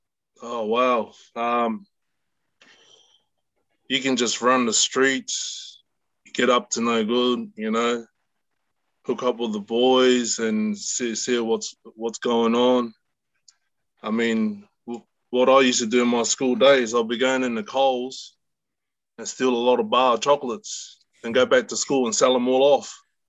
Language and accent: English; Melbourne, Victoria, Australia; moved away as an adult; also born or lived in Papeete, Tahiti / Aitutaki, Cook Islands; now in New Zealand; I grew up in Broadie, Broadmeadows, up in the northern suburbs, and then my family migrated moved over to Clayton.